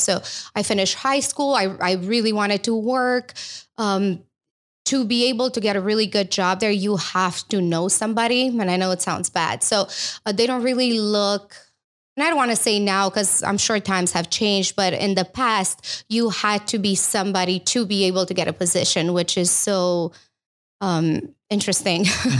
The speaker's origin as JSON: {"language": "English", "country": "Romania", "second_language": "English", "moved": "as an adult", "lives_now": "United States", "said": "I know I lost a little bit of my accent, but I think it comes out when I'm nervous, maybe just a tiny bit. But yeah, so I'm from Romania and I've been in US for the past, I would say 16 years now."}